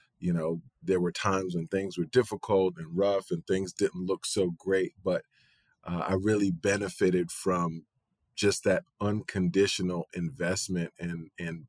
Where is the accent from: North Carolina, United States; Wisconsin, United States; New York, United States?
New York, United States; I'm born and raised in New York.